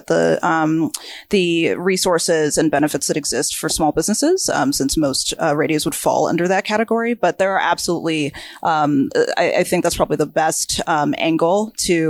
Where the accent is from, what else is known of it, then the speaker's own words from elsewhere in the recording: Georgia, United States; moved away; I grew up in a very small town in Georgia